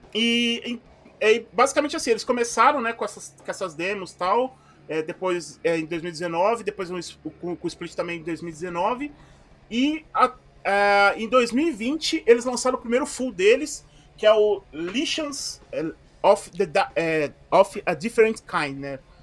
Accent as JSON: {"language": "Portuguese", "area": "ABC", "region": "São Paulo", "country": "Brazil", "accent": "ABC, dragged R and S", "said": "eu sou daqui do ABC e aqui no ABC a gente tem a galera que fala que tem o, o, às vezes o R muito arrastado, o S muito arrastado"}